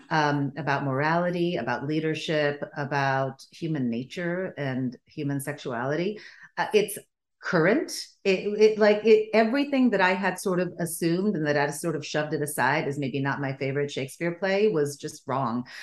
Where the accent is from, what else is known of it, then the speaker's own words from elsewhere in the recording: Sweden; first language Bulgarian; English is a second language; also born or lived in Bulgaria; I grew up in Sweden because that's where my parents emigrated to. Um, and I was born in Bulgaria. My first language was Bulgarian.